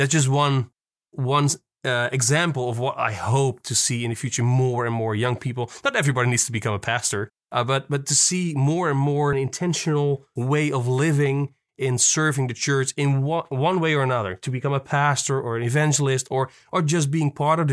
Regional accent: Netherlands; I'm from Holland.

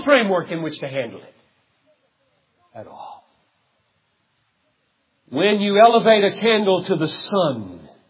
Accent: Greenville, South Carolina, United States; I grew up in Greenville, South Carolina.

